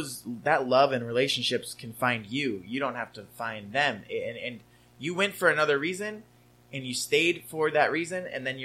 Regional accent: California, United States; There's always that like, well, I'm from Southern California, so I'm better than you vibe.

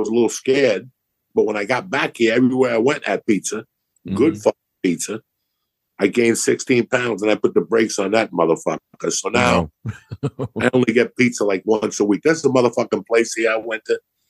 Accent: New Jersey, United States; moved away; also born or lived in Colorado / New York / Los Angeles; When I grew up in New Jersey

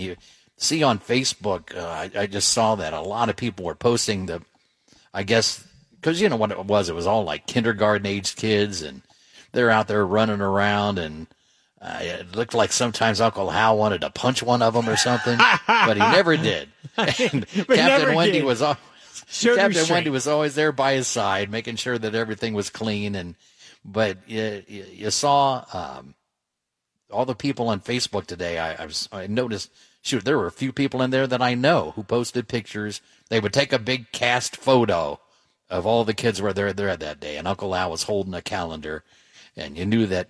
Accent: Dayton, Ohio, United States; I'm not a Cincinnati kid, but I grew up in Dayton, and we could pick up the Cincinnati stations.

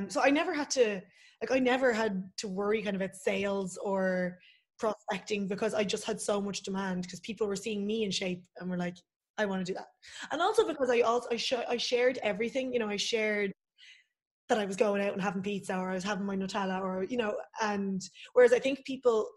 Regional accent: Swords, Leinster, Ireland; also born or lived in Portugal; I'm from Swords, like, so I'm north side.

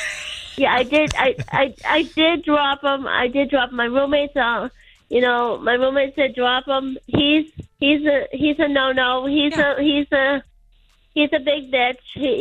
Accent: Canada; I'm French Canadian, and I have doll eyes that are so gorgeous. They're crystal green doll eyes. And I speak fluent Spanish

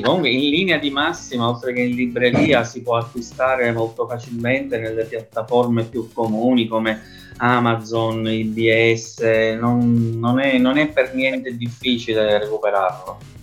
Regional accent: Palermo, Sicily, Italy; soprattutto di storia della mia città, dove ci sono tante cose da dire, allora nel 2011 avevo creato un blog su internet dal titolo Palermo Nascosta

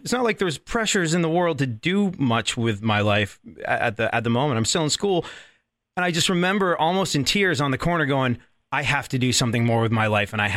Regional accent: London, United Kingdom; I grew up in London.

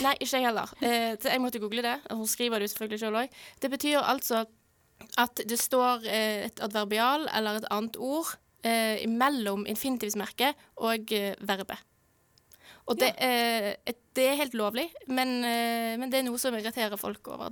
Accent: Norway; vi som nordmenn

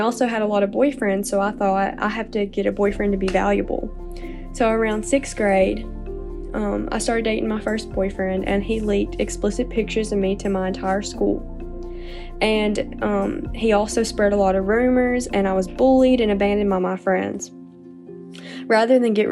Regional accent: North Alabama, United States; I'm 20 years old and I'm from North Alabama.

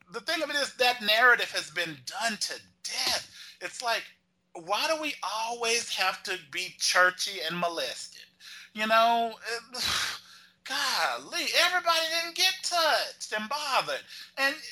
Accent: Texas, United States; growing up in Texas

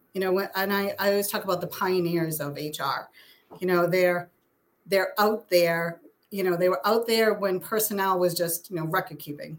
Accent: Methuen, Massachusetts, United States; also born or lived in Boston / South Shore, Massachusetts; now in Stoughton, United States; I grew up in Methuen

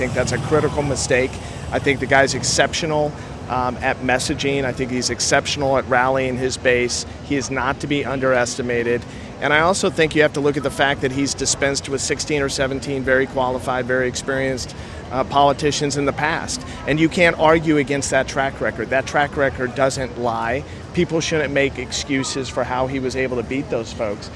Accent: St. Louis, Missouri, United States; moved away; I grew up in St. Louis, Missouri

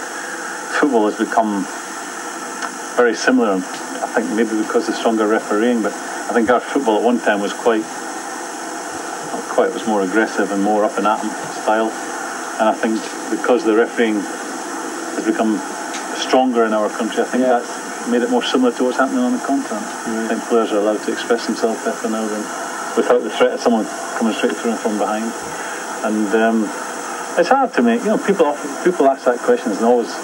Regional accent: Edinburgh, Scotland, United Kingdom; I'm from Edinburgh, so I used to do the hour's journey every day

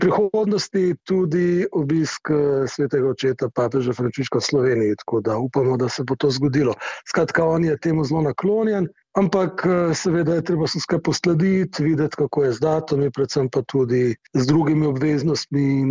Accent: Slovenia

